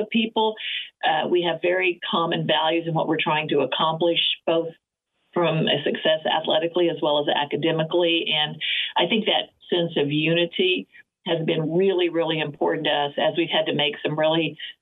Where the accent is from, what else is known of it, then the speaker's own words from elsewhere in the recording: Oklahoma, United States; I grew up being in Oklahoma.